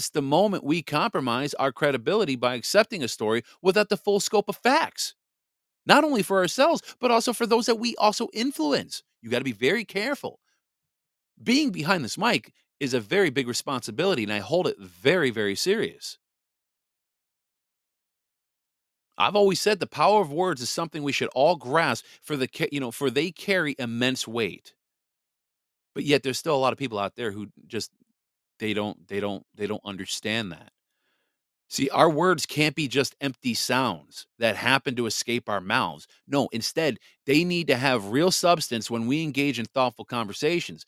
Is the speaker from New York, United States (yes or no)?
no; Wisconsin, United States; Wisconsin. My home state